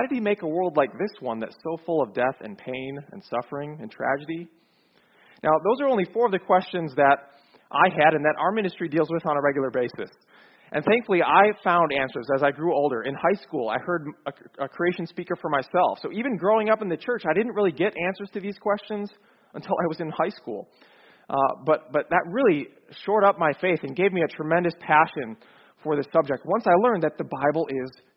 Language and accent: English; Chicago, Illinois, United States; moved away as an adult; now in Atlanta, United States; I grew up in Chicago, so not so far from here, but I moved to Atlanta 5 years ago